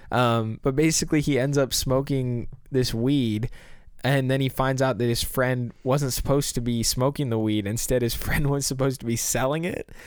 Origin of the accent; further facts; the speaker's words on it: Silicon Valley, California, United States; we're from the Silicon Valley